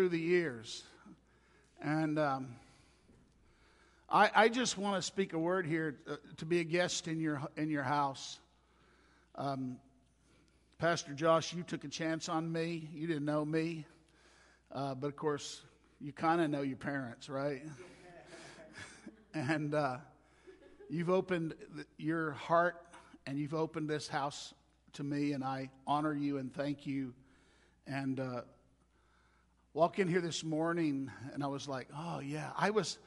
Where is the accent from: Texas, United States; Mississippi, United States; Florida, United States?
Mississippi, United States; moved away as an adult; now in New Mexico, United States; I'm not from around here. My wife Gail and I, we hail originally from Mississippi